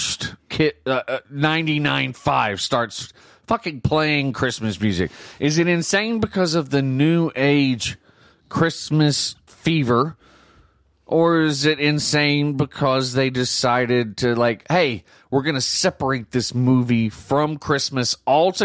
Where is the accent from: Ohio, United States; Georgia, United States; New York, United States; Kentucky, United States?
Georgia, United States; moved away; I remember watching this movie in Georgia and having no concept of snow